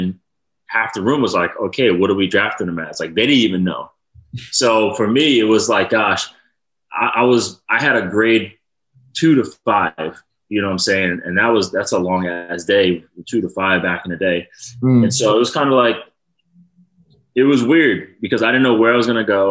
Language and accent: English; Rhode Island, United States; I'm from Rhode Island